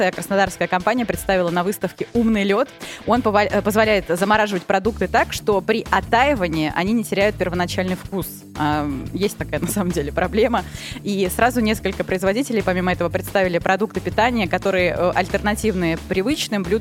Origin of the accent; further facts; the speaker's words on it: Rostov-on-Don, Rostov Oblast, Russia; А некоторые из продавцов спрашивали, откуда мы, а мы из Ростова-на-Дону.